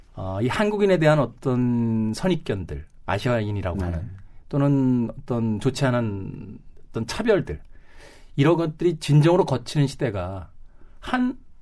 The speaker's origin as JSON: {"language": "Korean", "country": "South Korea", "said": "…와 같은 국적을 가졌을 뿐"}